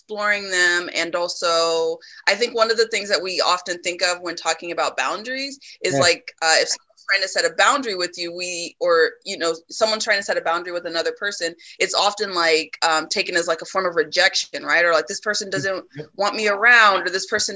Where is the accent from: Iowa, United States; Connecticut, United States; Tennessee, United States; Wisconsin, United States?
Iowa, United States; Des Moines; also born or lived in Illinois; growing up in Des Moines, I grew up in a what I consider a Black community